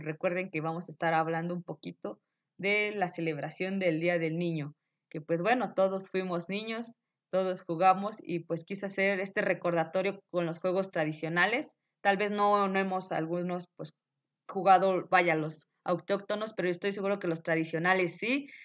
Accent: Mexico; debemos de sentirnos orgullosos como mexicanos

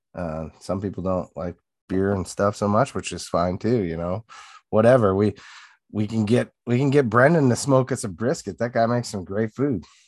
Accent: Sioux Falls, South Dakota, United States; also born or lived in Hartford, South Dakota; from South Dakota, originally born and raised in Sioux Falls.

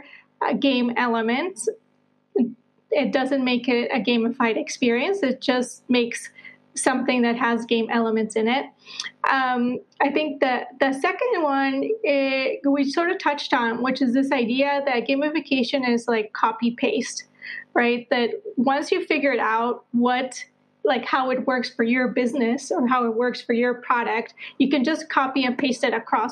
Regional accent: Colombia; moved away; also born or lived in United States / Netherlands / Southeast Asia / Portugal; I'm originally from Colombia, South America. I'm a world citizen now, having lived in the U.S., the Netherlands, and now I spend my winters either in Southeast Asia or in Portugal.

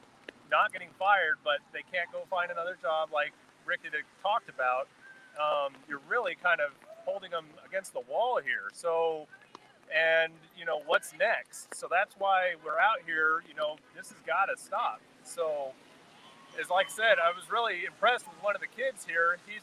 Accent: Lebanon, Oregon, United States; we're from Lebanon

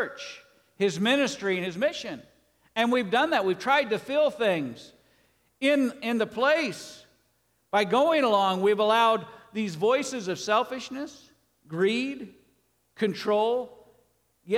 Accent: United States

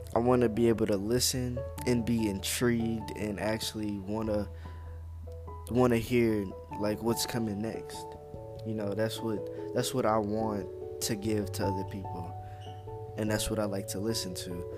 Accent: Louisiana, United States; now in Texas, United States; I'm from Louisiana. I live in Texas

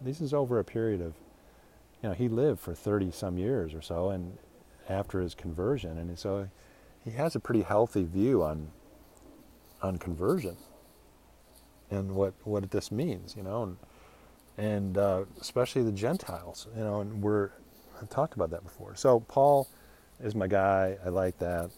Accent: United States; I'm an American

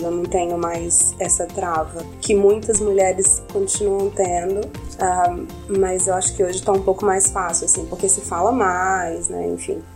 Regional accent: Minas Gerais, Brazil; como uma boa mineira é, de adolescência conservadora, da família tradicional mineira.

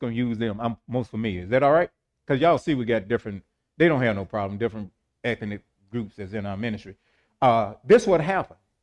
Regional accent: St. Louis, Missouri, United States; I was born in Homagy Hospital in Saint Louis, Missouri

